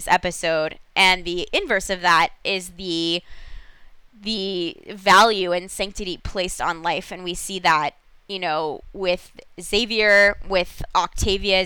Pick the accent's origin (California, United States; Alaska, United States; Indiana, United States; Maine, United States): California, United States; Los Angeles; I'm from Los Angeles